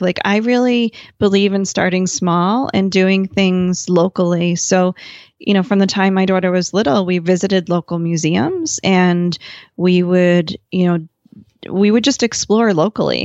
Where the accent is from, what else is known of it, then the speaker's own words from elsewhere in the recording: New Jersey, United States; I grew up in New Jersey